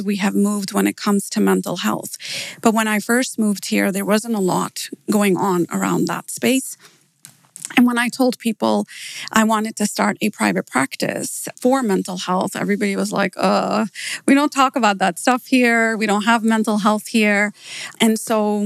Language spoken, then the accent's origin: English; Downers Grove, Illinois, United States; moved away as an adult; also born or lived in Pakistan / Malaysia / Phoenix, Arizona / Dallas; now in Dubai, United Arab Emirates; I was born in Pakistan and we moved to the US when I was 8 years old. And I lived in Downers Grove the whole way through